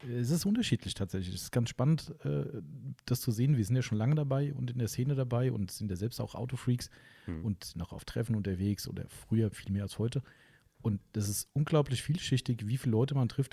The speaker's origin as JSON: {"language": "German", "region": "Hesse", "country": "Germany", "said": "Wir kommen ja aus Hessen"}